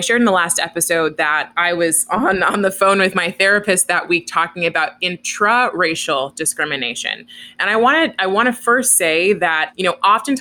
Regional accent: Oakland, California, United States; I grew up in Oakland, which is a pretty diverse place

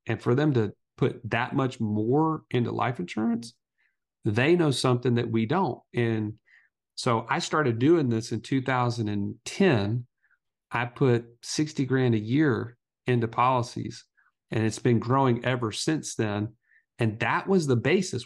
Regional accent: Alabama, United States; we're two country boys from Alabama

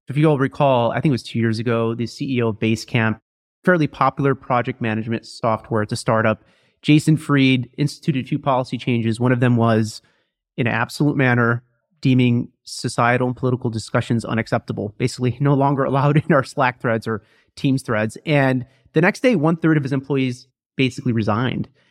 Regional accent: Midwest, United States; moved away as an adult; now in New York City, United States; I was from the Midwest.

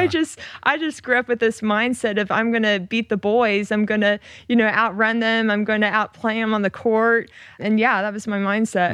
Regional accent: Oklahoma, United States; moved away as an adult; I grew up in Oklahoma

